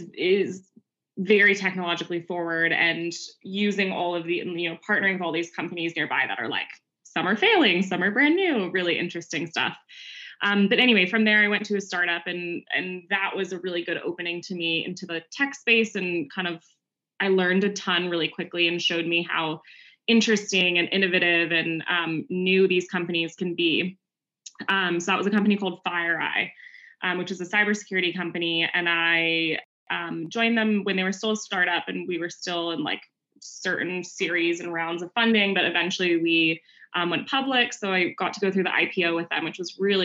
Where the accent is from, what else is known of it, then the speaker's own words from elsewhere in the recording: Bay Area, California, United States; born and raised in the Bay Area. So kind of grew up in it